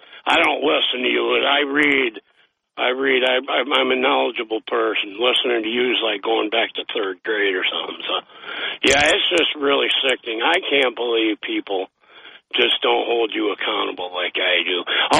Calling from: Boston, Massachusetts, United States; … from Boston.

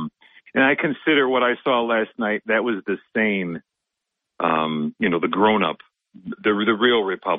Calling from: Binghamton, New York, United States; This is … from Binghamton.

